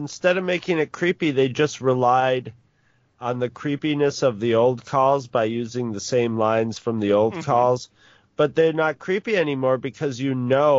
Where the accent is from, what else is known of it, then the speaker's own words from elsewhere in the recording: North Country, New York, United States; I come from the North Country